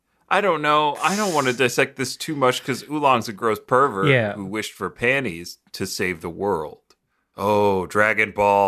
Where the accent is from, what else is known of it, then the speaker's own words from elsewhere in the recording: Brooklyn, New York, United States; Yeah, I'm from Brooklyn. I'm the only one who's really from here.